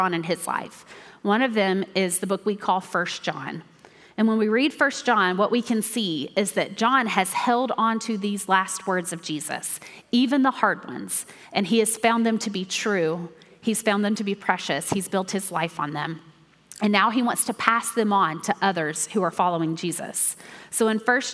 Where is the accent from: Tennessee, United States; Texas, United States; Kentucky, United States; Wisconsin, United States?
Tennessee, United States; Mount Juliet; I grew up here in Mount Juliet at First Baptist Church